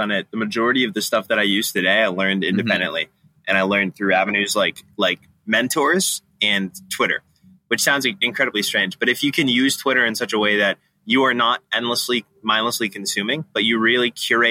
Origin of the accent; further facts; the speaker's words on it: outside of Boston, Massachusetts, United States; also born or lived in Vermont; Growing up outside of Boston, I grew up, thankfully, my county is extremely red